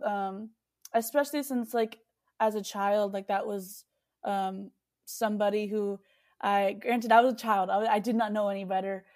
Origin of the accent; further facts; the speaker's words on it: Texas, United States; I love that I was born here.